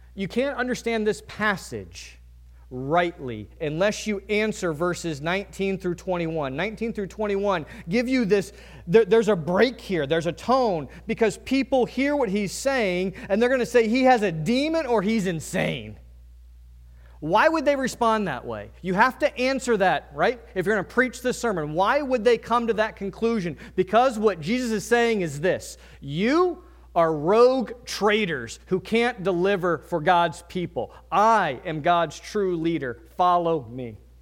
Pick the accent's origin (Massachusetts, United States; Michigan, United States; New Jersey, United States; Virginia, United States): Virginia, United States; now in New England, United States; I'm from Virginia